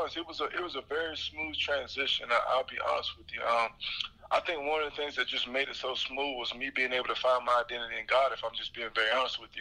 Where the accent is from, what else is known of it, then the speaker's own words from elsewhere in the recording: Jacksonville, Florida, United States; me and Shaq are from the same home city.